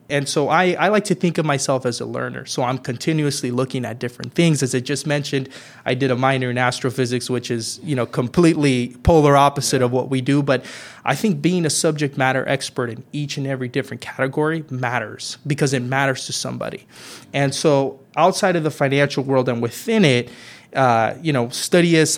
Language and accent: English; Merced, California, United States; I'm originally from Merced, California, uh, born and raised there.